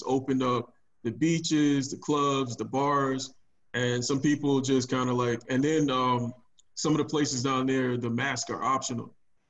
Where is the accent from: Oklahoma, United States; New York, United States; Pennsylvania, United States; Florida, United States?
Florida, United States; moved away; I'm originally from Florida